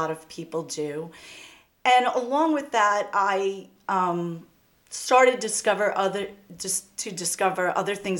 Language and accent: English; Valley Stream, New York, United States; I grew up in Valley Stream